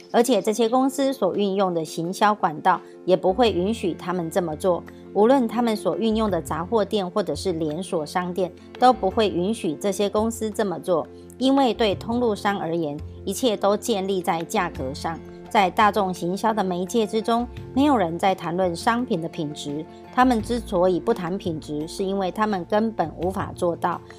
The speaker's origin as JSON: {"language": "Chinese", "town": "Miaoli", "region": "Miaoli County", "country": "Taiwan", "said": "，今天要为大家导读的主题是通往伟大的起点"}